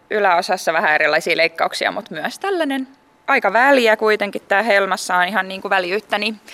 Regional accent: Turku, Southwest Finland, Finland; also born or lived in Janakkala; on siis elämäni ensimmäiset ehkä neljä kuukautta asunut täällä suunnalla ja sitten muuttanut Turkuun ja sieltä, niin kuin, sieltä tota, koen olevani ehkä kotoisin kuitenkin Turusta

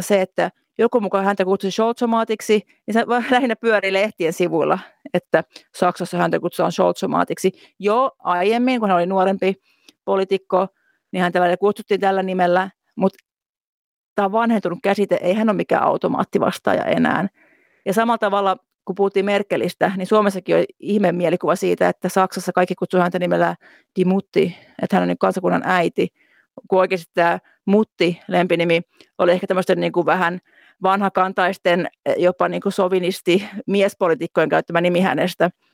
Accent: Finland; moved away as an adult; now in Berlin, Germany

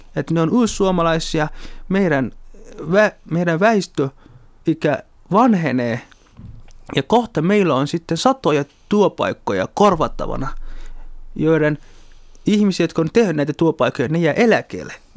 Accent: Somalia; also born or lived in Kontiolahti, North Karelia, Finland; now in Helsinki, Finland; olen alun perin Somaliasta kotoisin, suomalainen tai Suomen somalialainen

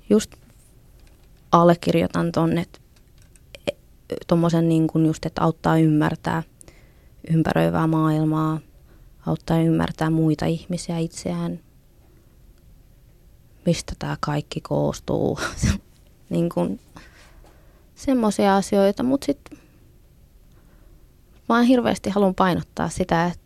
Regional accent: Finland; first language Finnish; suomi on, on mulla äidinkieli. Et se on mun, se on kuitenkin se sillain niin kuin ykköskieli, että sillä mä ajattelen.

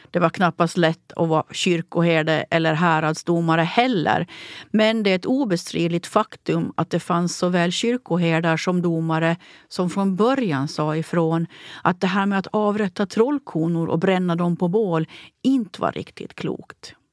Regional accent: Åland, Finland; Jag är författare från Åland.

